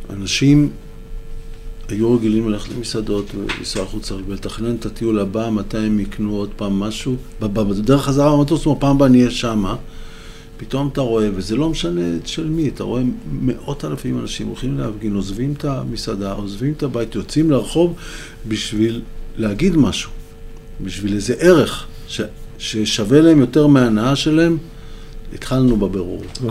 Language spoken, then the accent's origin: Hebrew; Holon, Tel Aviv District, Israel; now in Western Galilee, Israel; נולדתי בחולון